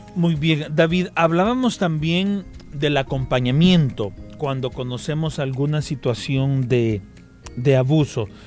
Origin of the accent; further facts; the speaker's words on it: El Salvador; como sociedad salvadoreña nosotros